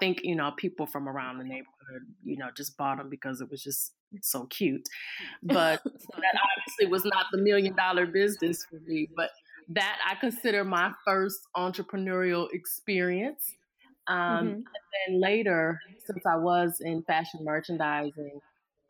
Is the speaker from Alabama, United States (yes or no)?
no; Cleveland, Ohio, United States; I am born and raised in Cleveland, Ohio